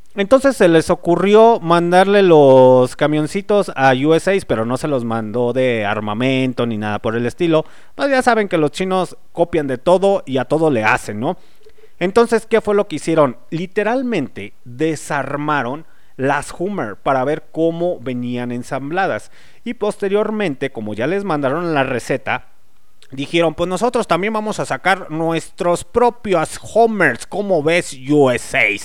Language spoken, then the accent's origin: Spanish; Mexico; nosotros como mexicanos